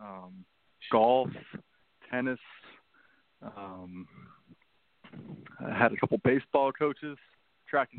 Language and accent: English; D.C., Northern Virginia, United States; also born or lived in Stanford, California; I grew up outside of Washington, D.C. in Northern Virginia